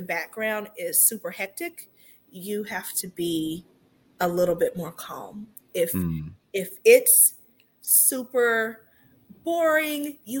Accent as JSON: {"language": "English", "region": "Texas", "country": "United States", "also_born_or_lived": "Auburn, Alabama", "moved": "yes", "said": "I'm from Texas originally."}